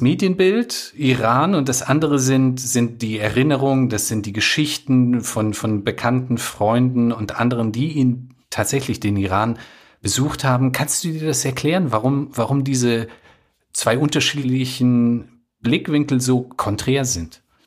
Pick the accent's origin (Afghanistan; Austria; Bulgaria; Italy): Afghanistan; moved away; Ich bin ja aus Afghanistan